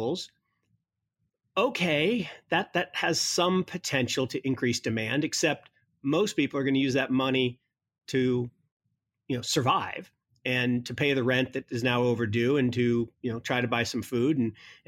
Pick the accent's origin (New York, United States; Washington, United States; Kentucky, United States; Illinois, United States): Washington, United States; Kirkland; also born or lived in Seattle; Kirkland, Washington, where I grew up